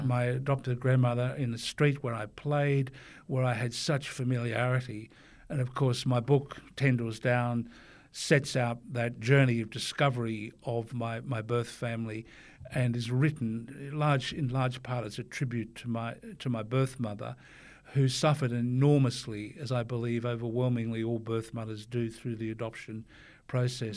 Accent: Forster, New South Wales, Australia; my time as a growing up in Foster, being on the surfboard

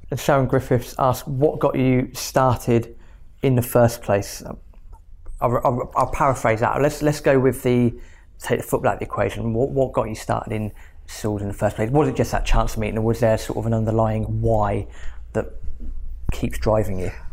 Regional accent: Reading, South East England, United Kingdom; moved away as an adult; I'm from Reading and I've been here a couple of years.

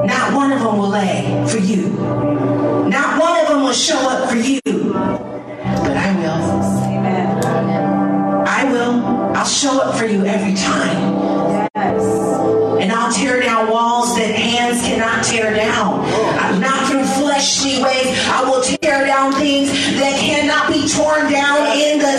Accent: San Francisco, California, United States; also born or lived in Florida; I grew up in San Francisco

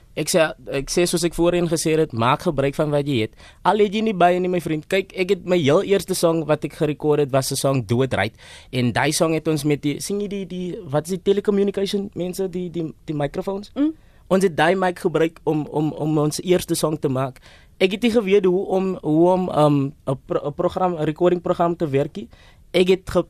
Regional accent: Eastern Cape, South Africa; ek is van die Ooskaap

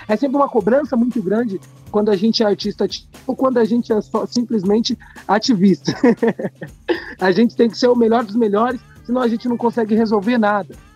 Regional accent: São Paulo, Brazil; eu sou nascido criado na Bela Vista

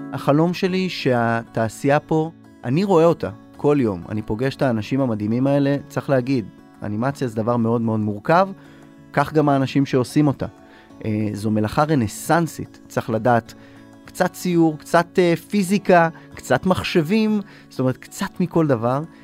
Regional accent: Israel

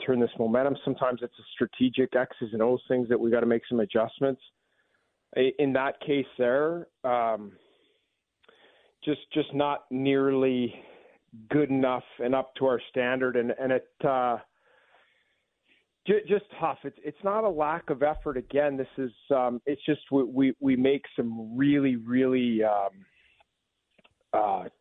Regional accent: Vancouver area, British Columbia, Canada; born or raised there; now in Washington, United States

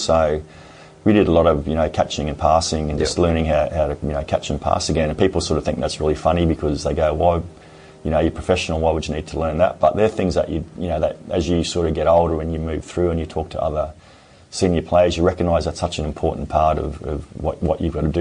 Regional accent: Brisbane, Queensland, Australia; moved away as an adult; also born or lived in Sydney; I was a Brisbane boy, so I grew up in Brisbane.

